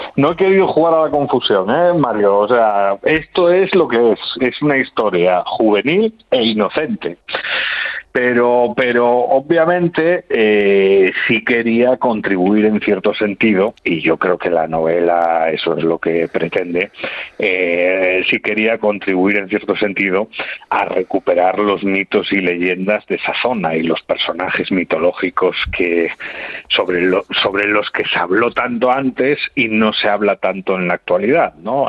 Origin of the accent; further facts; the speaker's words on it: Puerto de Vega, Asturias, Spain; los que viven allí y hemos crecido allí, el noroccidente asturiano